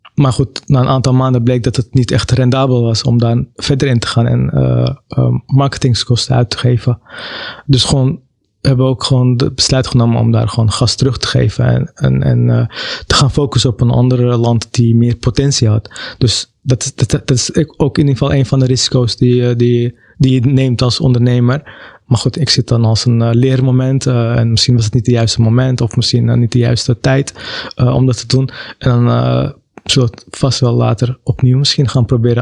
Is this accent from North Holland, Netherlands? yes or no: yes; Amsterdam, North Holland, Netherlands; Ik ben zelf wel geboren in Amsterdam